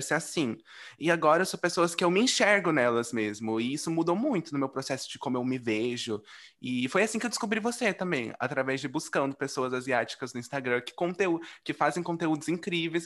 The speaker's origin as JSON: {"language": "Portuguese", "country": "Brazil", "said": "nós amarelos no Brasil"}